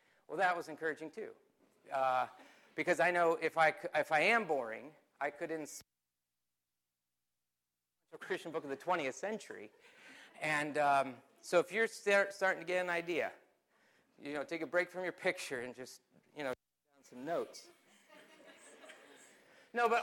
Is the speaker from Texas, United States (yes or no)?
no; Mount Joy, Pennsylvania, United States; I grew up in Lancaster County, Pennsylvania, a little town called Mount Joy off of Mount Pleasant Road